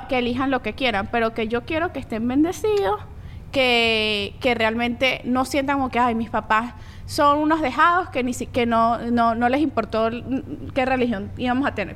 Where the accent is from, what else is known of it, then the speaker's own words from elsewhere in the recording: Venezuela; also born or lived in Colombia; yo soy colombiana venezolana